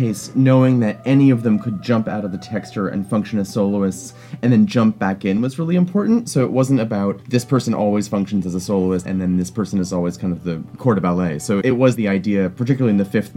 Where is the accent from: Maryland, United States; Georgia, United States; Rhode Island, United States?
Rhode Island, United States; Providence; also born or lived in Vermont; I grew up in the Northeast, born in Vermont, raised in Providence, Rhode Island